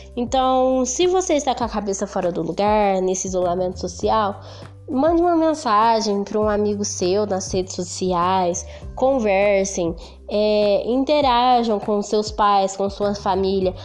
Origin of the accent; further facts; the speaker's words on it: Franca, São Paulo, Brazil; sou de Franca SP